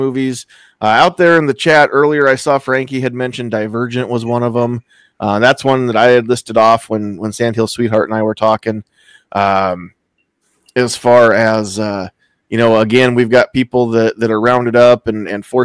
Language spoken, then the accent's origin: English; Mobb County, Nebraska, United States; the county that I grew up